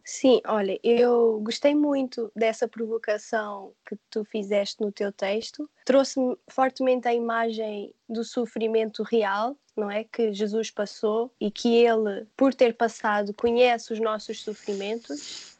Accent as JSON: {"language": "Portuguese", "country": "Portugal", "moved": "yes", "said": "eu sou portuguesa"}